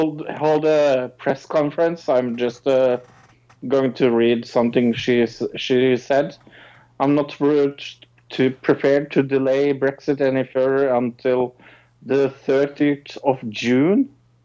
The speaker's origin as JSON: {"language": "English", "country": "Norway"}